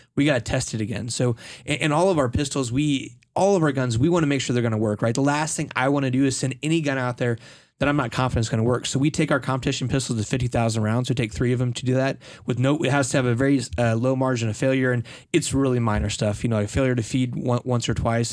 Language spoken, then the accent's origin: English; United States; as an American, right, I grew up learning about Colt.